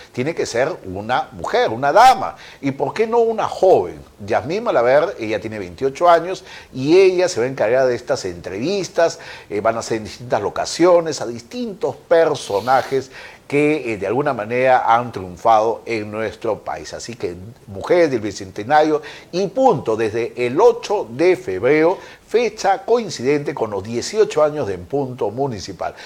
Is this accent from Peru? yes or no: yes; Peru; somos todos los peruanos